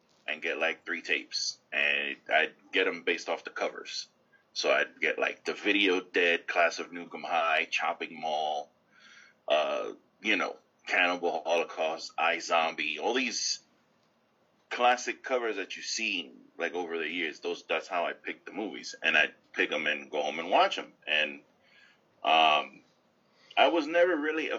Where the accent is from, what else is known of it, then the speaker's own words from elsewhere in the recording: New York City, New York, United States; I grew up in the Bronx.